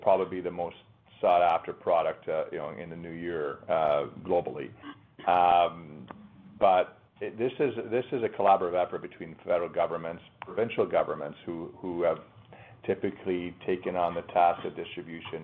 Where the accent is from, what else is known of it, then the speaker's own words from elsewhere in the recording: Canada; I as a proud Canadian, as a Canadian company